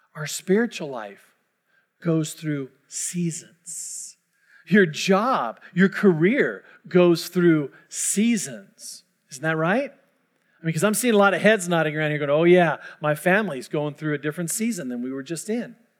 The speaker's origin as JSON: {"language": "English", "area": "Orange County", "region": "California", "country": "United States", "moved": "yes", "said": "I'm from Orange County."}